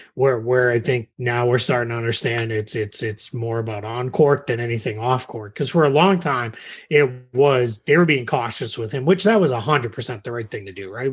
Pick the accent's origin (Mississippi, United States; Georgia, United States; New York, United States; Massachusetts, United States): Massachusetts, United States; moved away as an adult; now in Orlando, United States; I grew up in Massachusetts.